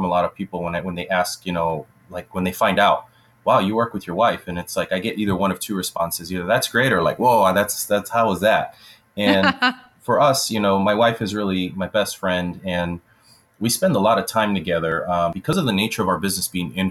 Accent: Los Angeles, California, United States; moved away as an adult; now in Wisconsin, United States; I am originally from Los Angeles, California, and that's where I was born and raised for a portion of my life. And I currently live in Wisconsin

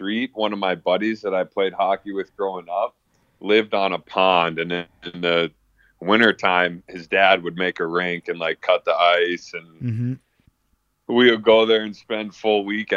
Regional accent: Plymouth, United States; just in my hometown in Plymouth

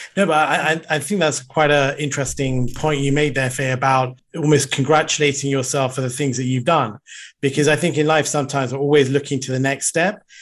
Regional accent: United Kingdom; also born or lived in Sri Lanka; moved to the U K, um, when I was very young.

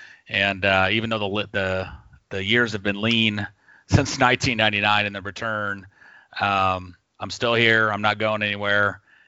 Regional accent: Parma, Ohio, United States; I was born in Parma General Hospital, 1972, dating myself.

